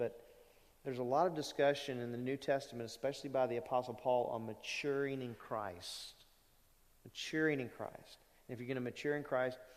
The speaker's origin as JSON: {"language": "English", "town": "Lake Charles", "region": "Louisiana", "country": "United States", "tie": "born or raised there", "said": "I grew up in Lake Charles Bible Church"}